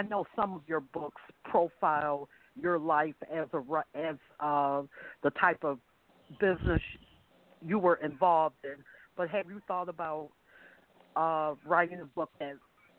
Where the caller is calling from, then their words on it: Buffalo, New York, United States; Hello. This is … from Buffalo, New York.